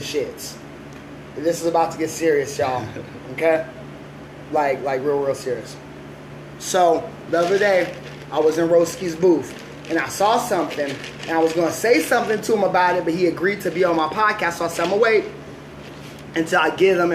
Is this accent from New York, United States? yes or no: no; West Coast, California, United States; growing up in the West Coast